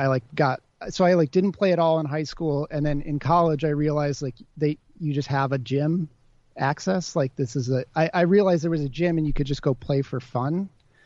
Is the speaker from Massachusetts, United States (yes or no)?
no; Wilmette, Illinois, United States; also born or lived in Chicago, Illinois; now in Brooklyn, United States; I'm from Chicago